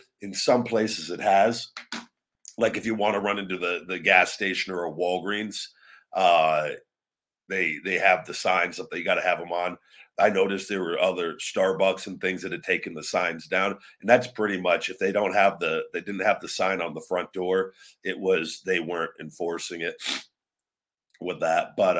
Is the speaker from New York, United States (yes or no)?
yes; New York, United States; Envious as a New Yorker, seeing those kids celebrate made me tear up, not going to lie.